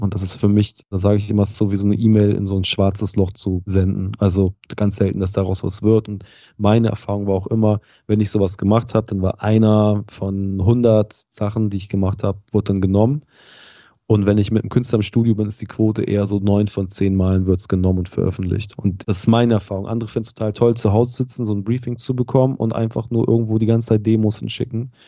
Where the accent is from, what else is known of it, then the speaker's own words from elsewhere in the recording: Harburg district, Lower Saxony, Germany; der Ort, aus dem ich ursprünglich komme, ist so, ähm, hat glaube ich eine Hamburger Vorwahl, ist Landkreis Harburg, aber das Schulsystem in dem Ort war quasi niedersächsisch